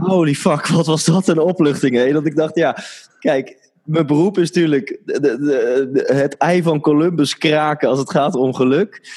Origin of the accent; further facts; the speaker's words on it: Netherlands; ik ben in Nederland geboren